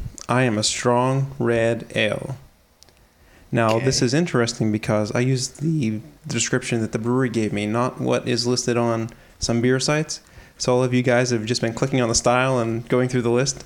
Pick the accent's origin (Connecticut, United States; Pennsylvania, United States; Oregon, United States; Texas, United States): Oregon, United States; It's my personal mission in life to correct this when possible, as I love my home state.